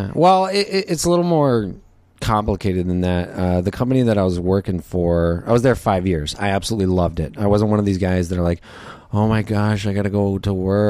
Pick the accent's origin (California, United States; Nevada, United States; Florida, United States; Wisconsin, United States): Nevada, United States; Las Vegas; I'm West Coast. I mean, that's, you know, born and raised in Vegas.